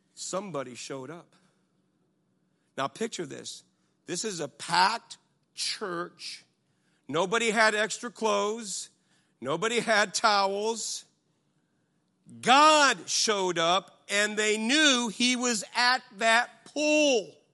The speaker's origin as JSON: {"language": "English", "country": "United States", "said": "I'm from America"}